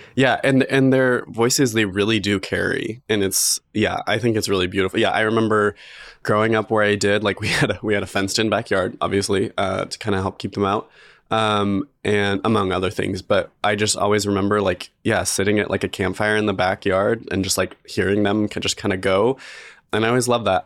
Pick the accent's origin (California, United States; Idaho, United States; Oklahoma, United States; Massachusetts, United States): Idaho, United States; Magic Valley; now in Boise, United States; I grew up in the Magic Valley in, like, a very rural, like, farm area.